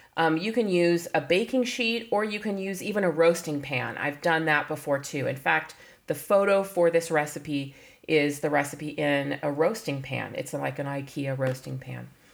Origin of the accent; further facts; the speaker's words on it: California, United States; I was born in California